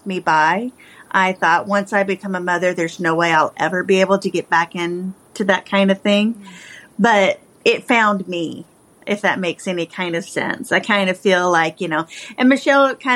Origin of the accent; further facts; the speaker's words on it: Appalachia, Kentucky, United States; moved away as an adult; also born or lived in Oregon; I'm from Appalachia. That's where I'm from, so that's why the story is based there. So it kind of comes from what I know. I'm from the mountains and deep in the mountains. But I left that and moved to the West Coast after I graduated high school